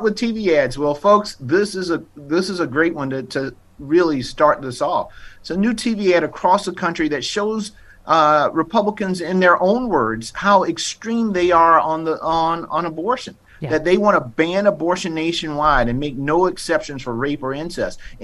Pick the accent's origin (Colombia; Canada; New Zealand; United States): United States; South Carolina; moved away as an adult; also born or lived in Florida; now in Texas, United States; I grew up in South Carolina